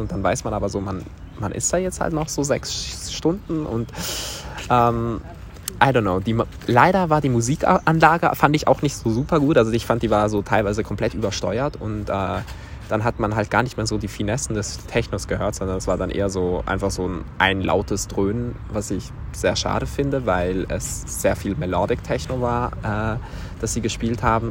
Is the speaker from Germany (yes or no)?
no; Switzerland; aus der Schweiz